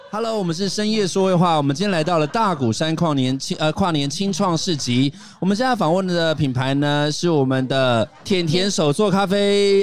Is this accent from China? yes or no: no; Taipei, Taiwan; 我是台北人